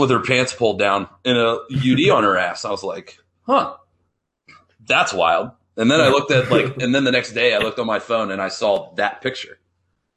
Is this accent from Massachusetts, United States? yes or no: no; Sidney, Ohio, United States; I'm from Sydney, Ohio.